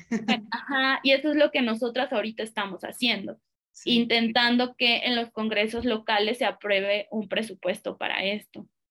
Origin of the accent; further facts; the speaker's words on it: Guadalajara, Jalisco, Mexico; Yo soy de Guadalajara